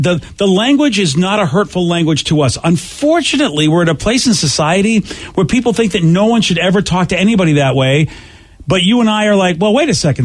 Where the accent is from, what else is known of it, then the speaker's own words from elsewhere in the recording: Boston, Massachusetts, United States; I'm from Boston